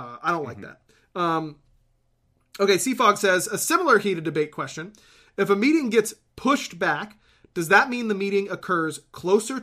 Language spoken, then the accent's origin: English; Pittsburgh, Pennsylvania, United States; now in Georgia, United States; I'm from Pittsburgh